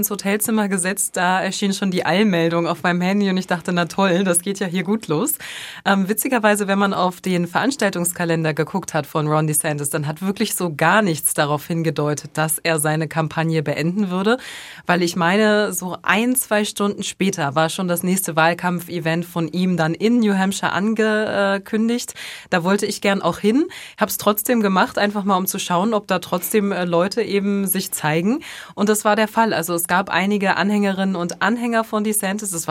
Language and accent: German; Bremen, Germany; aber für mich als, als Bremerin sozusagen ist